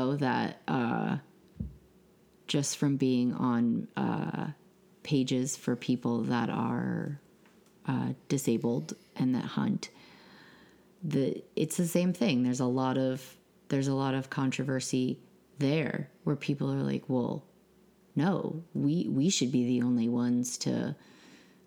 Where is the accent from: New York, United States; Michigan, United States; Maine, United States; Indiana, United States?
Maine, United States; moved away; being born and raised in Maine